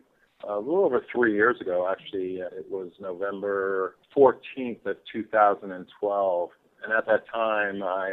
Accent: Eastern Long Island, New York, United States; I was born on Eastern Long Island. I grew up pretty much either playing a sport or at the beach. I grew up a beach kid

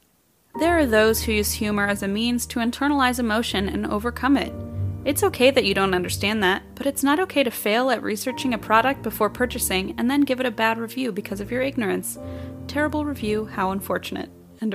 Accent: Wichita, Kansas, United States; I know comedy. I am from Wichita, so don't even fucking quit.

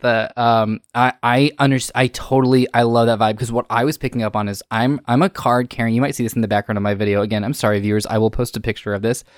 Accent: England, United Kingdom; moved away; I'm Brit, I'm, my, I'm originally British

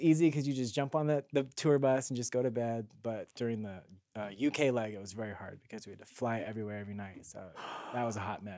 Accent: Carson, California, United States; I am from Carson, California

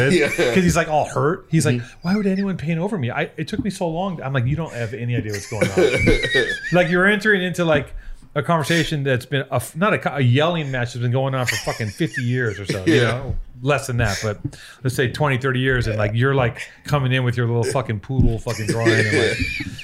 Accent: Los Angeles, California, United States; I grew up on the West Side

